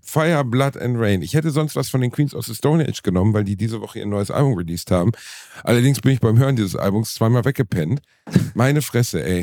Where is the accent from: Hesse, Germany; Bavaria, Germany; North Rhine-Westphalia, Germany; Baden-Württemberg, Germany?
North Rhine-Westphalia, Germany; Gelsenkirchen; ich komme aus Gelsenkirchen